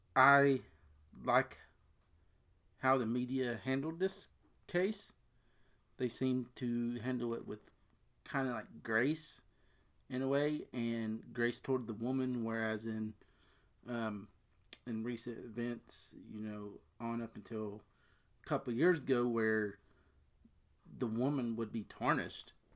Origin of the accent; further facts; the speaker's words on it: Cincinnati, Ohio, United States; we're both from the Cincinnati area.